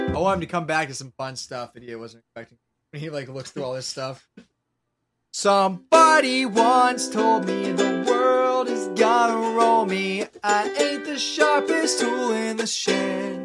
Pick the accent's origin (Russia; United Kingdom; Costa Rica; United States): United States; Lancaster, Pennsylvania; where I'm from